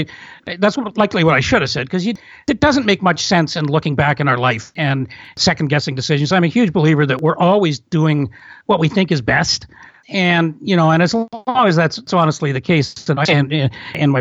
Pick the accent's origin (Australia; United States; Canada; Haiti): Canada; also born or lived in Toronto; I'm from Canada